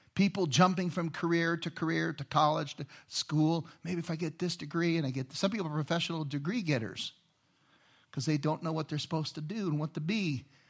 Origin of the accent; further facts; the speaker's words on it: Inglewood, California, United States; moved away; also born or lived in Los Angeles; I grew up in Inglewood